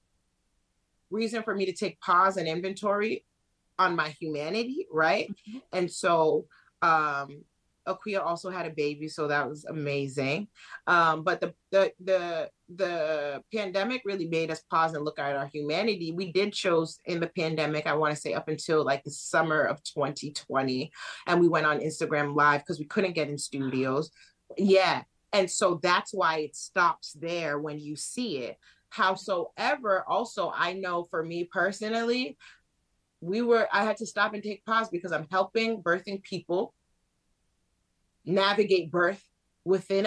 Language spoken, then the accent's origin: English; Worcester, Massachusetts, United States; also born or lived in Boston; And I grew up in Worcester, so super diverse.